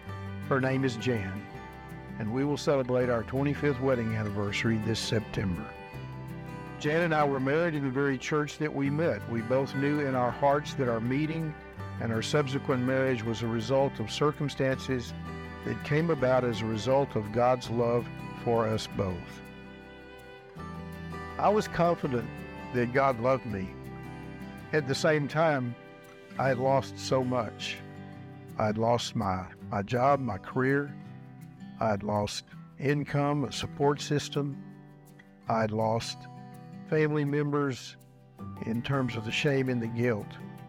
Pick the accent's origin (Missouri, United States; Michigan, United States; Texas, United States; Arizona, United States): Texas, United States; Jacksonville; After serving in the United States Navy, I returned to my hometown in East Texas, Jacksonville